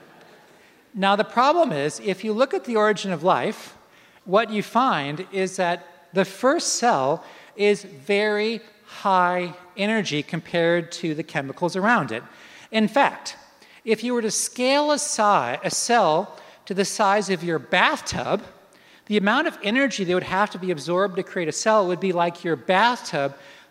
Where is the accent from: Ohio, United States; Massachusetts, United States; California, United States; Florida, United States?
Florida, United States; I'm from Florida